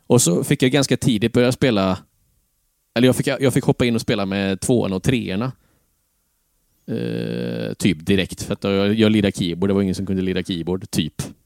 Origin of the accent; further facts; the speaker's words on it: Tranemo, Västra Götaland, Sweden; Tranemo igen? Ja, precis. Det var eh, hem till rötterna